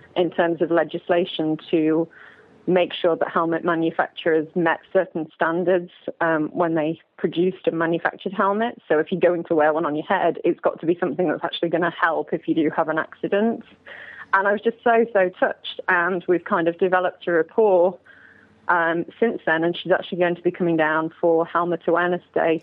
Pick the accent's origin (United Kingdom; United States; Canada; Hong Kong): United Kingdom; England; moved away; I grew up in England